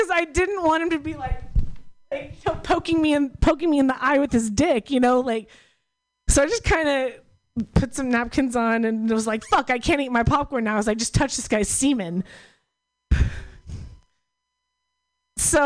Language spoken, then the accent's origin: English; Oklahoma, United States; I'm from Oklahoma.